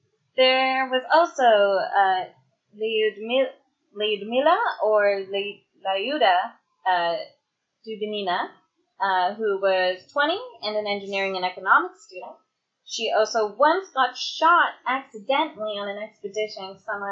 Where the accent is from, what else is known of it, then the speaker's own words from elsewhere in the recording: Canada; I'm Canadian, where our second